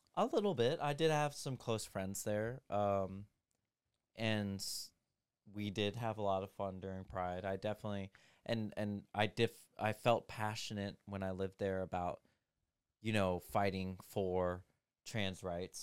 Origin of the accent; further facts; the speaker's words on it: United States; being an American